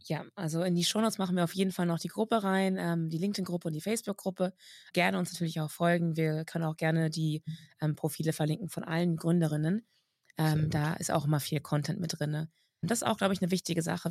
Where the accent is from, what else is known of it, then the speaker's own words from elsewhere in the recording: Germany; bei uns in Deutschland